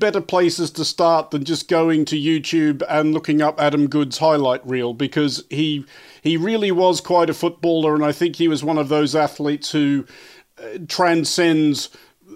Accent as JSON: {"language": "English", "country": "Australia", "moved": "yes", "said": "As an Australian who's lived outside of Australia a long time"}